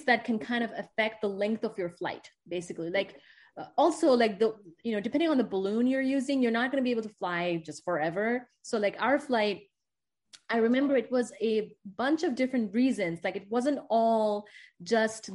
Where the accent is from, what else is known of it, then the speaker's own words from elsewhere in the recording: India; moved away as an adult; now in United States; I'm from India